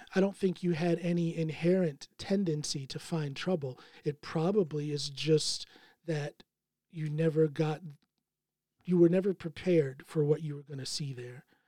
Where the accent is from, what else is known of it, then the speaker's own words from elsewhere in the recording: Akron, Ohio, United States; moved away as an adult; now in Norway; I was born in Akron, Ohio